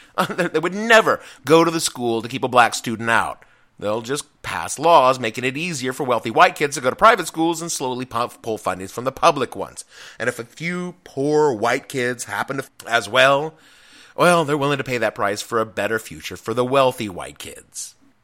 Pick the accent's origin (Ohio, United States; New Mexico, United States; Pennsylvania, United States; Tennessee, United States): Tennessee, United States; Etowah; born or raised there